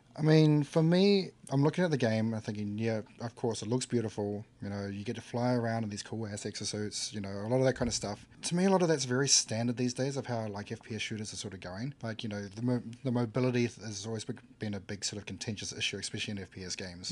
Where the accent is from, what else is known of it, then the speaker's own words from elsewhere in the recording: New Zealand; I come from New Zealand